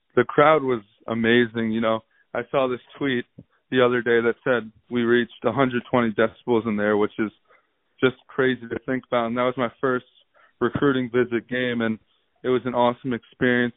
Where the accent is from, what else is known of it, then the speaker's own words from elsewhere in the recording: New York, United States; I'm from New York and – I gotta stay true to where I'm from.